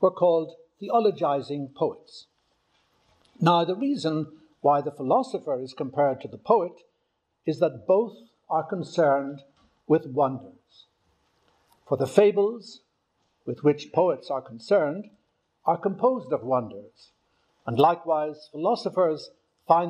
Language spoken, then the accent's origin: English; Newcastle, Northern Ireland, United Kingdom; now in Rome, Italy; I was born in Newcastle, County Down